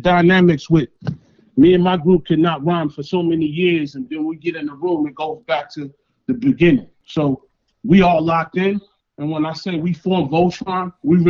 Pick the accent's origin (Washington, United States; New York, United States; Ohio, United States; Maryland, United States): New York, United States; New York City; now in Arizona, United States; I'm based out of AZ, but I'm original from Flatbush, Brooklyn.